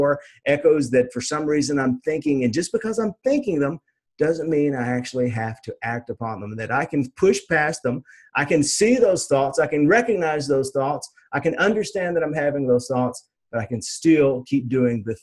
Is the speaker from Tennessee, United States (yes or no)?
yes; Nashville, Tennessee, United States; I'm a redneck from Nashville, Tennessee.